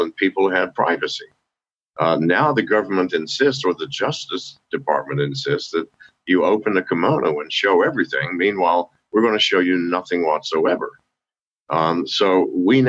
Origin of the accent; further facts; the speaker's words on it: United States; being an American and being English speaking